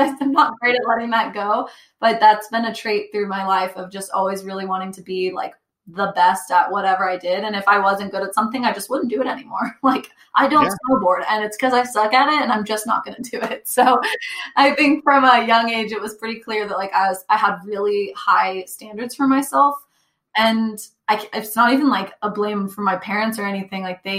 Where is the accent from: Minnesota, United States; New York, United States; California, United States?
California, United States; Northern; also born or lived in Texas; I was raised in Northern California.